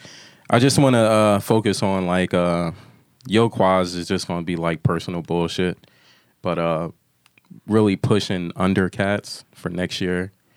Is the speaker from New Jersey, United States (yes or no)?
no; Philadelphia, Pennsylvania, United States; moved away